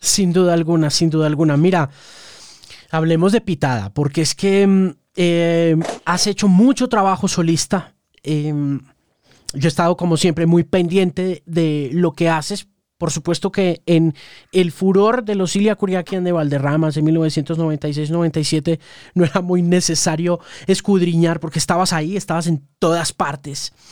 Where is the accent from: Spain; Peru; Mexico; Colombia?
Colombia; yo soy periodista colombiano